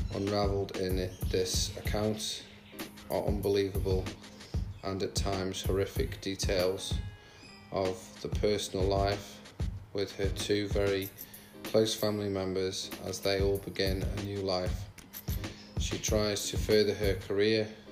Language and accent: English; the Midlands, England, United Kingdom; now in Australia; I'm from the Midlands, I'm not from up north.